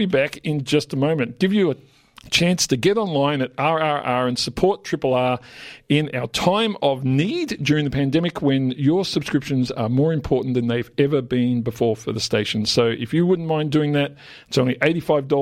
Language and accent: English; Melbourne, Victoria, Australia; I grew up in Yarraville. It's my old suburb